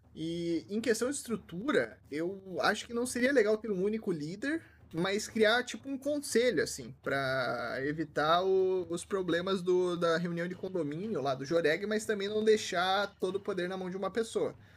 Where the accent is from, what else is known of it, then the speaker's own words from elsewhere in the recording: Curitiba, Paraná, Brazil; now in Toronto, Canada; eu Originalmente sou de Curitiba, mas não tô em Curitiba